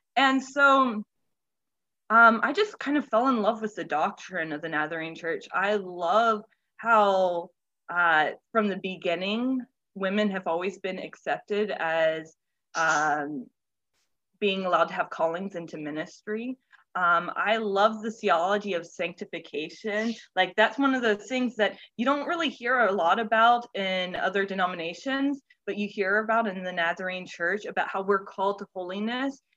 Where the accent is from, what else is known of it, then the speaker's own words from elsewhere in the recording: Central Florida, United States; I'm from Florida, like Central Florida, uh, born, raised, hopefully never have to leave.